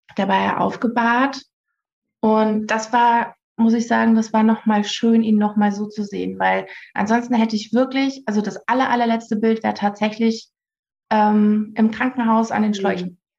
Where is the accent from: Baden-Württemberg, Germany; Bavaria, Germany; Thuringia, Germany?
Bavaria, Germany; near Nuremberg; ich komme aus der Nähe von Nürnberg.